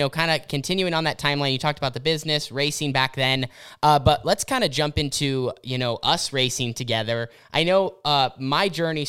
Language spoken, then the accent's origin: English; Oregon, United States; So growing up in Southern Oregon and, you know, through the family business, developing your own business